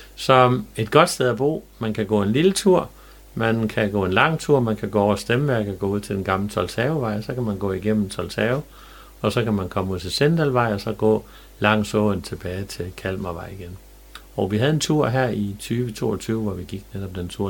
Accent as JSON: {"language": "Danish", "town": "Jerup", "region": "North Denmark Region", "country": "Denmark", "tie": "born or raised there", "said": "da jeg var dreng i Jæv"}